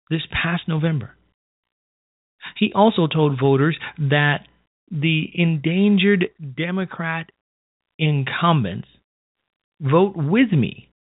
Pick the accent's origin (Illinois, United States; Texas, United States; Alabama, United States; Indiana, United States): Illinois, United States; who became a mostly absentee state senator in my hometown of Illinois